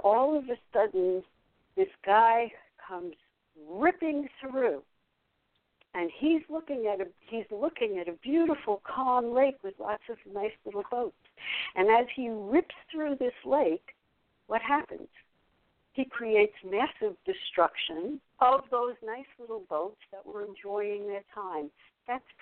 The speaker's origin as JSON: {"language": "English", "town": "New York City", "region": "New York", "country": "United States", "tie": "born or raised there", "said": "I grew up in New York. I am the same age as Donald Trump. He lived in Jamaica Estates, which was the upper, and I lived in Brooklyn and then moved to Forest Hills"}